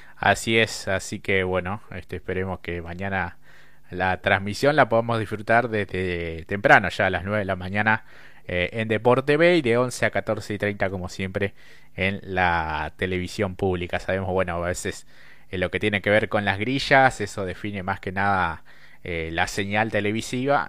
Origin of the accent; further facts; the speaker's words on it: Argentina; como, como argentino